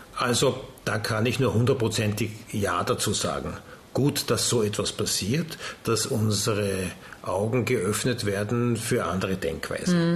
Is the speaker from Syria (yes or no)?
no; Austria; wir sind Österreicher.